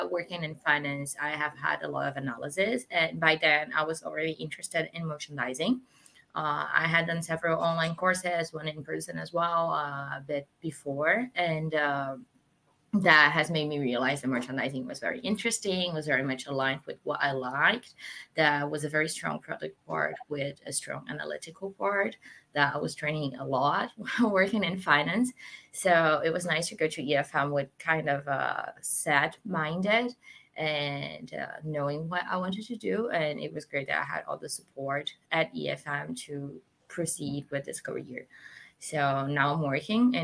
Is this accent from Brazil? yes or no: yes; Rio de Janeiro, Brazil; moved away as an adult; now in Paris, France; So I am half Portuguese, half Brazilian, and I grew up in Rio in Brazil